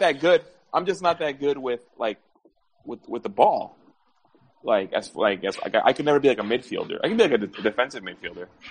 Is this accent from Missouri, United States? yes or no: no; New York, United States; moved away; growing up in New York